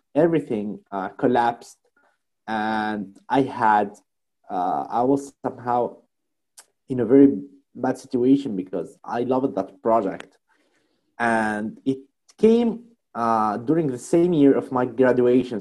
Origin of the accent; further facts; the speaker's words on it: Tunisia; I'm from Tunisia